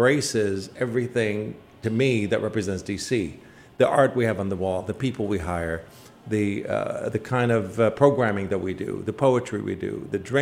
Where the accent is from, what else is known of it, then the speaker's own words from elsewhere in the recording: Iraq; now in Washington, United States; I lived in Washington for most of my life. I come originally from Iraq. I'm an immigrant